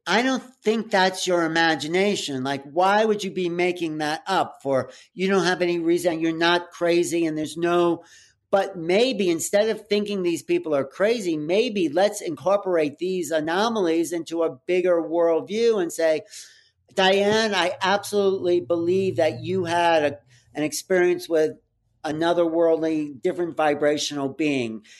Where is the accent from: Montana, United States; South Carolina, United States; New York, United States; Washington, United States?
New York, United States; outside of; growing up outside of New York